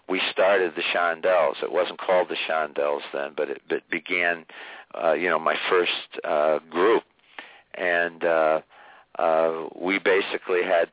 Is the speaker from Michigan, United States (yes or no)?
yes; Niles, Michigan, United States; back in my hometown of Niles, Michigan